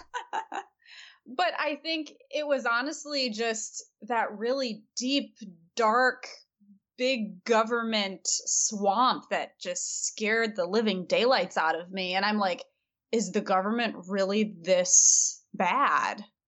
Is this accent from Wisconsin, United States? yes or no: no; Michigan, United States; Hillsdale College, which is in Michigan, my home state